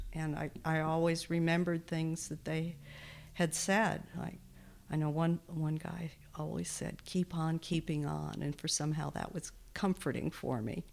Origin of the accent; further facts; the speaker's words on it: Texas, United States; also born or lived in Wisconsin; now in Bozeman, United States; I grew up in Texas, mostly, uh, Wisconsin and Texas, but mostly Texas. So that's where I say I'm from, and that's where my accent comes